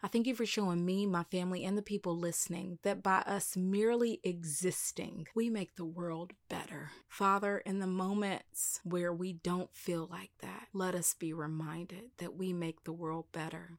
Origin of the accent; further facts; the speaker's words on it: the South, United States; I am from the country, like, I'm from the South